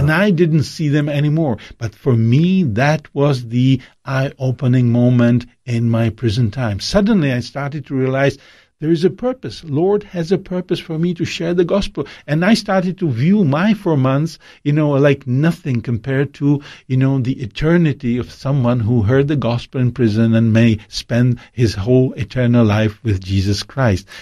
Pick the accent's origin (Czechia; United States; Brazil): Czechia; my hometown in Czech Republic